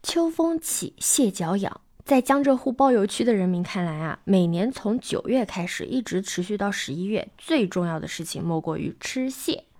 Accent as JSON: {"language": "Chinese", "town": "Yancheng", "region": "Jiangsu", "country": "China", "tie": "born or raised there", "said": "我的老家盐城"}